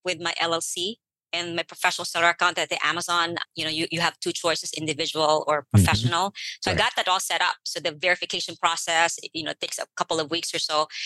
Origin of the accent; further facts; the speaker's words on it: Philippines; now in United States; I'm an immigrant to the United States. I came here from the Philippines.